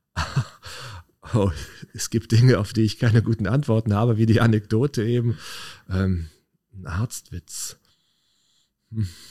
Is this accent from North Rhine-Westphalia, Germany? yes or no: yes; Leverkusen, North Rhine-Westphalia, Germany; Na, ich bin ein echter Leverkusener